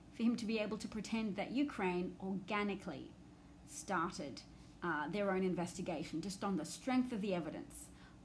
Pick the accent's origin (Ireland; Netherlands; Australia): Australia; an Australian with an outsider's perspective